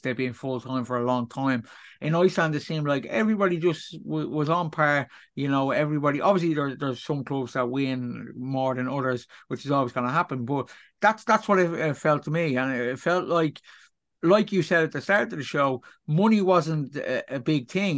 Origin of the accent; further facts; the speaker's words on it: Ireland; Me being an Irishman